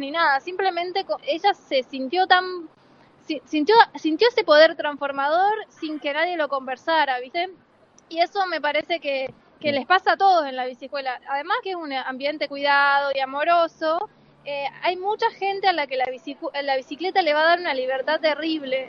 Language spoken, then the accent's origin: Spanish; Salta, Argentina; moved away; vengo de varias otras biciescuelas en Salta, yo soy salteña